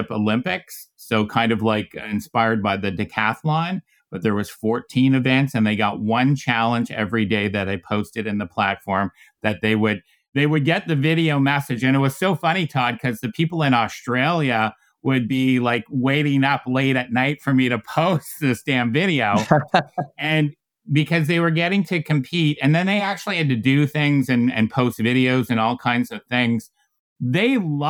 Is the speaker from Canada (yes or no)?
yes; Canada; I grew up in Canada playing hockey